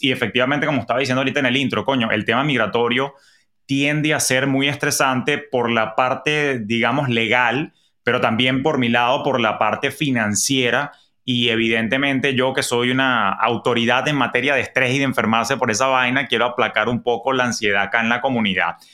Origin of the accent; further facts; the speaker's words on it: Venezuela; moved away as an adult; cuando yo emigré de Venezuela en el año 2011